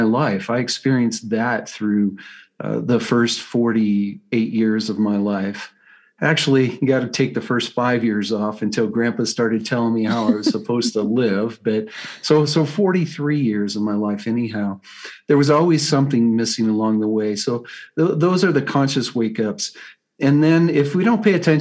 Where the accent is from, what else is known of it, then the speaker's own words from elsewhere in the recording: Colorado, United States; I'm from Colorado, USA